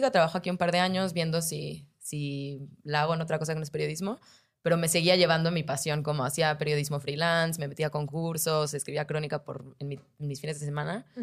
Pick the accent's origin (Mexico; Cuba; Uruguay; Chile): Mexico; Mexico City; also born or lived in New York, United States; yo soy de acá, del DF